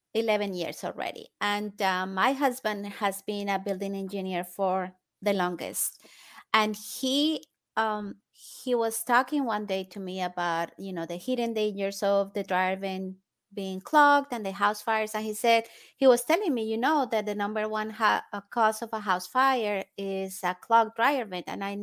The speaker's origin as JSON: {"language": "English", "country": "Colombia", "tie": "born or raised there", "lives_now": "United States", "said": "I am originally from Colombia in South America. And I was born and raised there. And then I came to the States."}